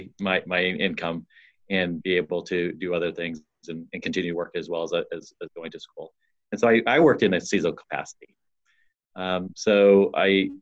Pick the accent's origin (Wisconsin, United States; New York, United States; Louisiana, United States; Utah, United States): Utah, United States; moved away as an adult; also born or lived in Arizona / Ohio; now in San Diego, United States; I was born. I was raised in Utah. And went through school there.